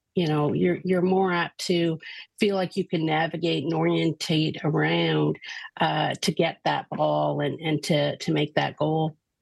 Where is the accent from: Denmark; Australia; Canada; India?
Canada; we are Canadian